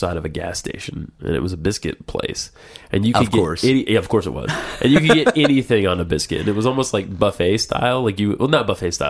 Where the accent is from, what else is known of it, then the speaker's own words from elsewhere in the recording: the South, United States; being a Southerner